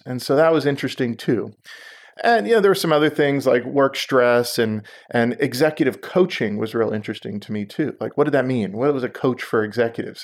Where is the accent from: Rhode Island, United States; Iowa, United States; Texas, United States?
Texas, United States; Houston; also born or lived in Israel; I grew up in Houston